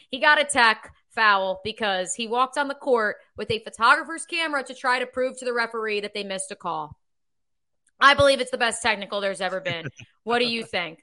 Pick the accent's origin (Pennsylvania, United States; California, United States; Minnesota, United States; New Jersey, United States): New Jersey, United States; Freehold; moved away as an adult; also born or lived in Ithaca, New York / Midwest; my hometown of Freehold, New Jersey